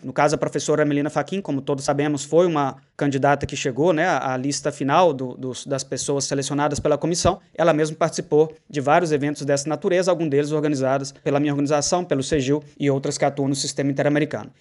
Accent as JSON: {"language": "Portuguese", "country": "Brazil", "also_born_or_lived": "Minas Gerais", "said": "Eu sou brasileiro"}